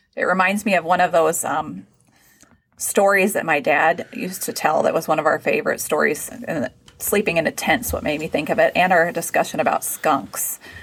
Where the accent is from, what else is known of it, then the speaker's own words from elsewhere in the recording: Texas, United States; moved away; growing up in Texas